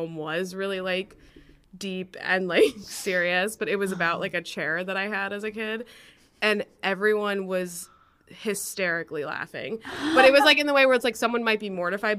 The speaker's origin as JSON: {"language": "English", "town": "Wilmette", "region": "Illinois", "country": "United States", "tie": "born or raised there", "said": "I grew up a little outside of Chicago in Wilmette, which is just like a suburb a little bit north of the city"}